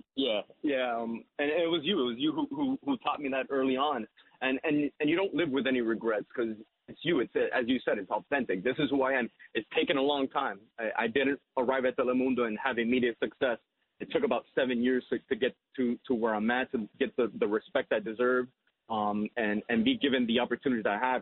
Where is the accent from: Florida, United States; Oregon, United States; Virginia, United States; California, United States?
Florida, United States; Hialeah; growing up in Hialeah